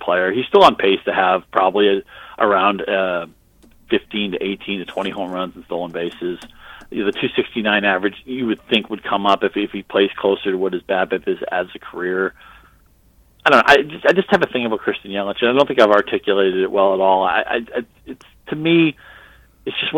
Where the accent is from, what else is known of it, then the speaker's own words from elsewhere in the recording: Boston, Massachusetts, United States; grew up in Boston